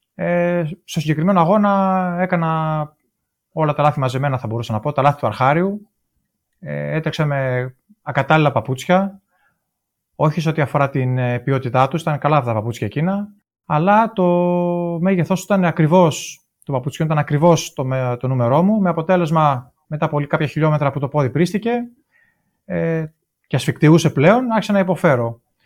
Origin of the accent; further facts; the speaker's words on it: Thessaloniki, Central Macedonia, Greece; moved away as an adult; Γεννήθηκα το 1975 στη Θεσσαλονίκη και μεγάλωσα εκεί στη Θεσσαλονίκη